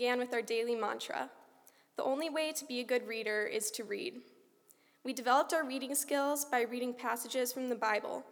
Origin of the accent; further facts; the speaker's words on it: United States; As an American student